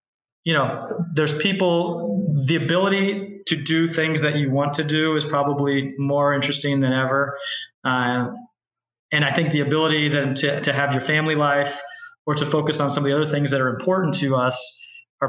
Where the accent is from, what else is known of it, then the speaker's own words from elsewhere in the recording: Kansas, United States; also born or lived in Bay Area, California; now in Tamarindo, Costa Rica; I'm from Kansas originally